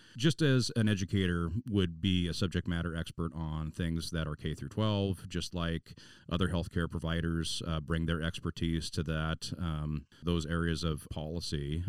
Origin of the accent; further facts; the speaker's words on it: Puyallup, Washington, United States; the Puyallup Armory was my hometown armory